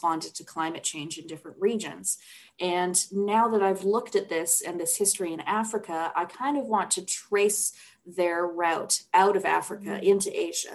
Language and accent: English; Canada; as a Canadian girl.